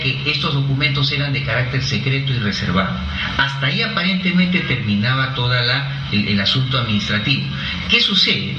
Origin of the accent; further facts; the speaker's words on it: Peru; yo como peruano, no solamente como peruano, sino como ciudadano del mundo